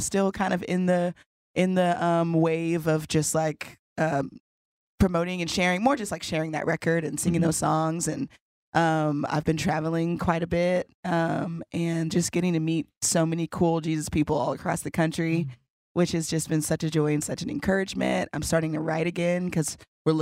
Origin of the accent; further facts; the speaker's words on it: Houston, Texas, United States; I grew up in Houston